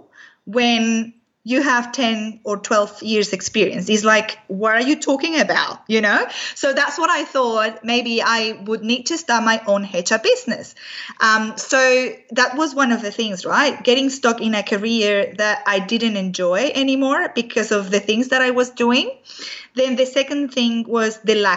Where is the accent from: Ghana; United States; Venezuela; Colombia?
Venezuela; moved away; my background is I'm from Venezuela originally